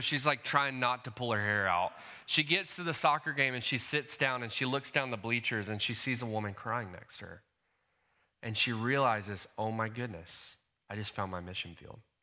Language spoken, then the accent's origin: English; Decatur, Georgia, United States; also born or lived in California; I hail from Decatur, Georgia